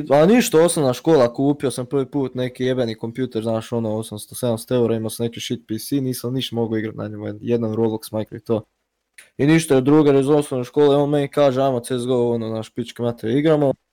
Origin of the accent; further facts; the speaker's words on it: Croatia; ja sam iz Hrvatske